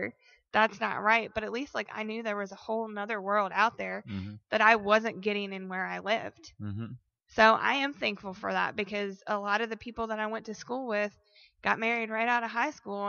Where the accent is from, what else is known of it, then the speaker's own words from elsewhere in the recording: Colonial Heights, Virginia, United States; I grew up in Colonial Heights.